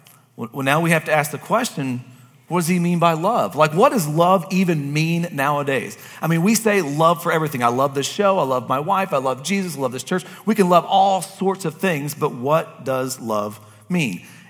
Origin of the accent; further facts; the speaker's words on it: Kentucky, United States; like you said, I'm from Kentucky, I gotta make things super simple.